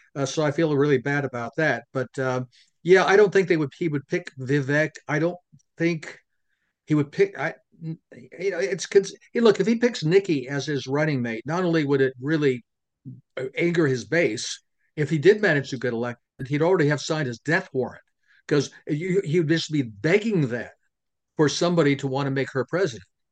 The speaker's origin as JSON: {"language": "English", "region": "Pennsylvania", "country": "United States", "tie": "born or raised there", "said": "in Pennsylvania, it's my home state"}